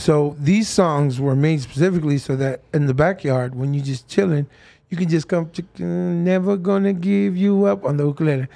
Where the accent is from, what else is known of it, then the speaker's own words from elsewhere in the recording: Fiji; I grew up in Fiji and there was one radio station